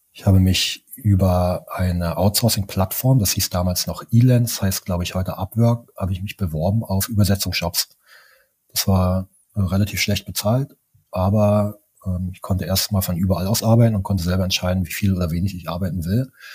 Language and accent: German; East Germany, Germany; ich bin im Osten von Deutschland groß geworden